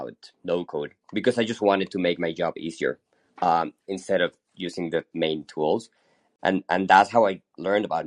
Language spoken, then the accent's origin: English; Hermosillo, Sonora, Mexico; now in Mexico City, Mexico; I'm originally from Mexico. I was actually born in the north of Mexico in a small town called Hermosillo, Sonora, pretty close to the U.S., but I've been living in Mexico City for the past 20 years or so.